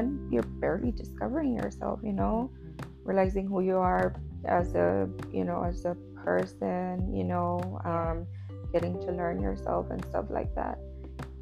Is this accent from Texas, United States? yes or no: yes; Laredo, Texas, United States; moved away as an adult; now in San Antonio, United States; I was born and raised in Laredo.